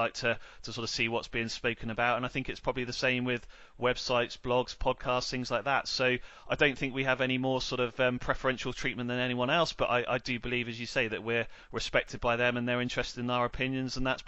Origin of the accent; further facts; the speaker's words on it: Netley Abbey, South East England, United Kingdom; I'm a Southampton lad, born and bred, Simon. So I grew up and spent 25 years growing up in Netley Abbey. So, you know, that's my neck of the woods.